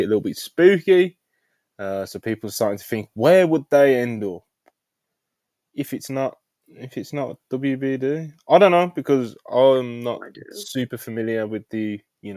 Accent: Birmingham, West Midlands, United Kingdom; accent: Brummie; being a natural Brummie

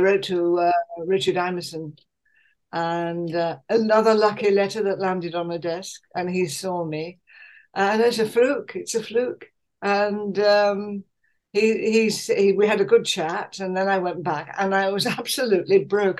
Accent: Leeds, Yorkshire and the Humber, United Kingdom; moved away as an adult; also born or lived in Hull / London / Manchester; I was born in Hull during the war, but brought up in Leeds

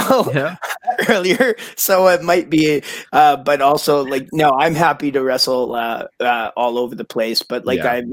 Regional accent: Victoria, British Columbia, Canada; now in Alberta, Canada; I'm from Victoria

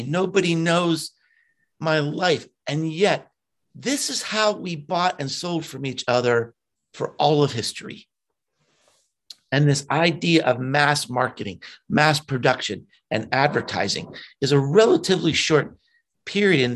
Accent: Pittsburgh, Pennsylvania, United States; moved away; I grew up in Pittsburgh and had not been back there for decades

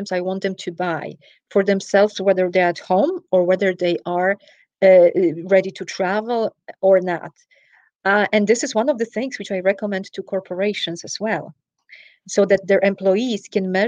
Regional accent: Poland; moved away; I'm originally from Poland. For everyone who is curious about the accent, I travel to Poland.

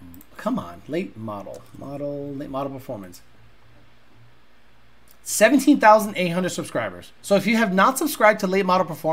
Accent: Holyoke, Massachusetts, United States; where I grew up in Holyoke, Massachusetts

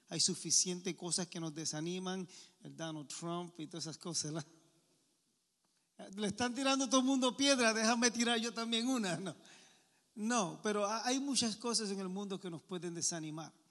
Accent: Bayamón, Puerto Rico; also born or lived in Santurce, San Juan; Soy de Puerto Rico, este, nací en Santurce, literalmente San Juan, ¿verdad? Más o menos pero este, mi familia y también me crié en Bayamón.

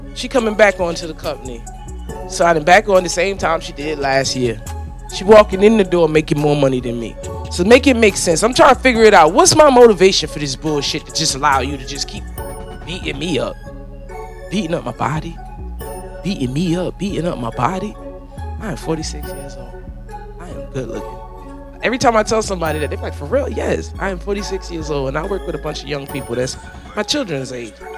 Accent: the North, United States; now in Florida, United States; I'm from the North

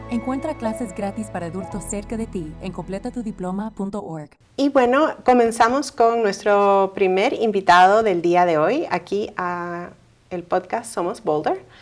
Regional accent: Honduras; moved away as an adult; Vengo de Honduras. Ya tenía 19 años y no tuve el tiempo de entrar a high school por mi edad.

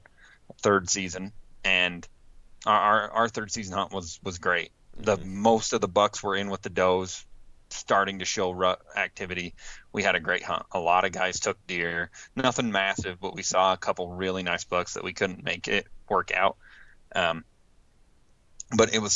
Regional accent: Utah, United States; my home state of Utah

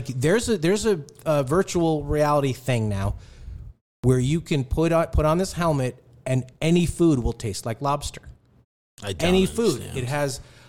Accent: New York, United States; now in Los Angeles, United States; I'm a New Yorker, so I always, but I've lived in LA for a long, long time.

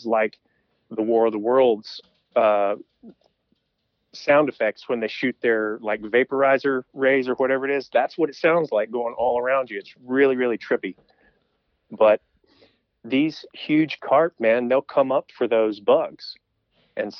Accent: Brevard, North Carolina, United States; I'm from Western North Carolina, the Asheville area. I grew up in a small town called Brevard

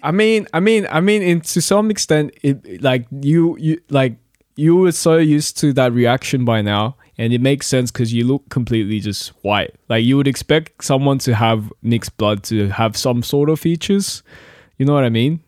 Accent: Lidcombe, New South Wales, Australia; also born or lived in Korea; I'm from Lidcombe. I grew up in Lidcombe, basically.

